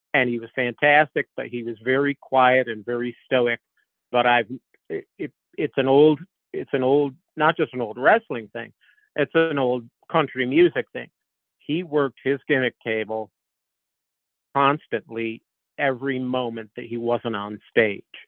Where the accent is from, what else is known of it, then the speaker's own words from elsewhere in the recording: Northeast, United States; growing up in the Northeast